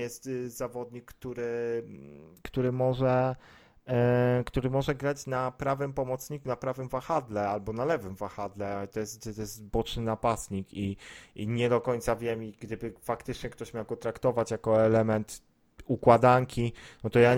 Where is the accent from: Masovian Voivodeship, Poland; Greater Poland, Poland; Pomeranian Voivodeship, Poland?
Greater Poland, Poland; Poznań; jestem z Poznania